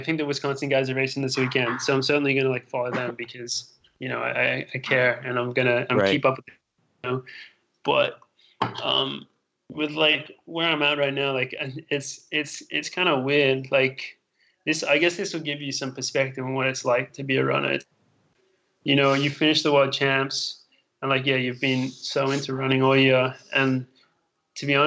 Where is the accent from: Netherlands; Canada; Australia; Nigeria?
Australia; now in United States; I'm from Australia, so I'm like, everything's far from there